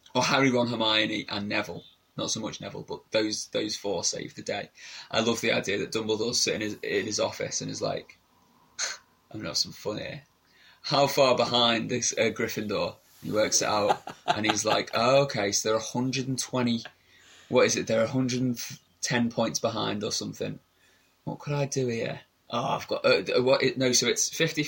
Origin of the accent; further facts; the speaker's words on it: United Kingdom; being a British man